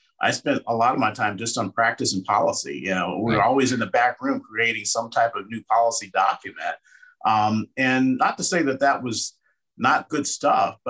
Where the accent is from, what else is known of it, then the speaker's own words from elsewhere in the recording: Cincinnati, Ohio, United States; also born or lived in Bloomington, Indiana; now in Denver, United States; We currently reside in Denver, Colorado. Born and raised in Cincinnati, Ohio